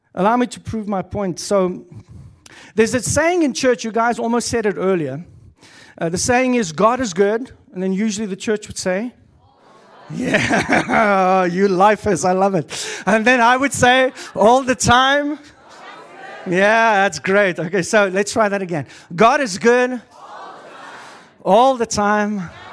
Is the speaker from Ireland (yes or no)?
no; South Africa; first language Afrikaans; English is a second language; moved away as an adult; now in Canada; I come from South Africa. Um, Moved to Canada when I was thirty years old